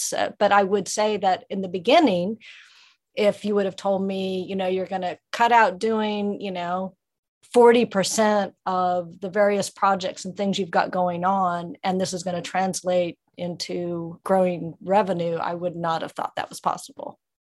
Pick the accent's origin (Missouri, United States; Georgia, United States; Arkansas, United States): Missouri, United States; Ozarks of; now in West Virginia, United States; I grew up in the Ozarks of Missouri